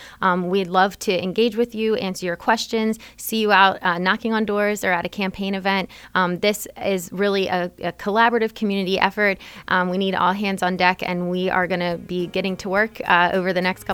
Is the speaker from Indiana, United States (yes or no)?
no; Smithsburg, Maryland, United States; now in Frederick County, United States; I grew up over the mountain. I always tell people I grew up on Wussville Road, just over the mountain in Smithsburg. So don't hold that against me that I'm not a Frederick County native, but grew up very close by.